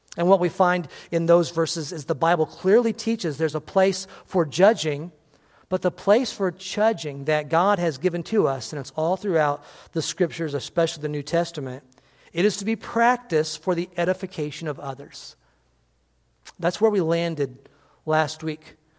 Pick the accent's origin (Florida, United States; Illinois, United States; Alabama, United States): Illinois, United States; on the Indiana line; I lived on the Illinois Indiana line, and there were many people from Indiana that came and worked in my hometown